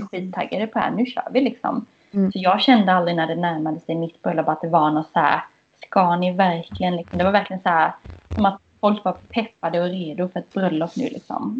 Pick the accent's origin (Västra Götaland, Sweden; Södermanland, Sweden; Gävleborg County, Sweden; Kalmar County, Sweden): Kalmar County, Sweden; Kalmar; now in Gothenburg, Sweden; Jag är från eh, Kalmar